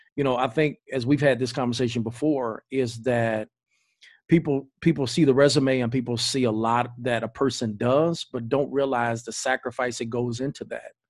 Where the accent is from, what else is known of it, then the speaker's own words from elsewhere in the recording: Greensboro, United States; now in Georgia, United States; So I'm from Greensboro. We from Greensboro